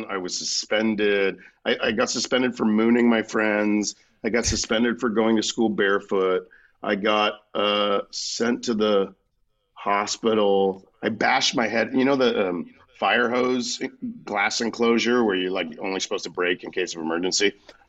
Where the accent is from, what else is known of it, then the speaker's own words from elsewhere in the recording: Florida, United States; I'm from Florida, so I'm friends with a lot of Miami gays.